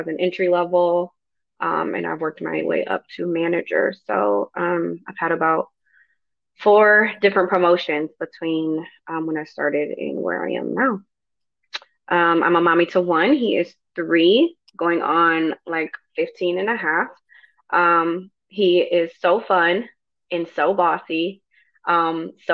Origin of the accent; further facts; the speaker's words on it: Grand Rapids, Michigan, United States; moved away as an adult; now in North Carolina, United States; I grew up in Grand Rapids, Michigan